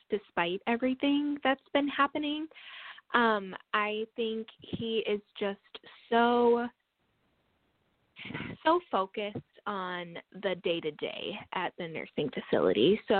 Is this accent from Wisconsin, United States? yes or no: yes; La Crosse, Wisconsin, United States; now in Madison, United States; I am from Wisconsin. I am from La Crosse, Wisconsin, which is um, on the south side of the state, and that is currently where my dad lives. And right now, I live in Madison, Wisconsin.